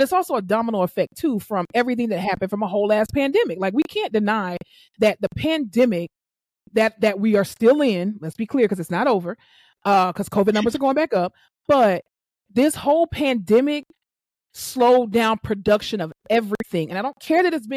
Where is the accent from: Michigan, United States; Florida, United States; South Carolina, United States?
Florida, United States; South; growing up in South Florida